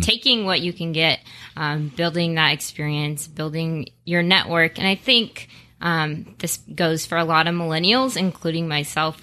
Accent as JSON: {"language": "English", "town": "Las Vegas", "region": "Nevada", "country": "United States", "tie": "born or raised there", "moved": "as an adult", "lives_now": "Phoenix, United States", "said": "born and raised in Las Vegas, been out in Phoenix for two years now"}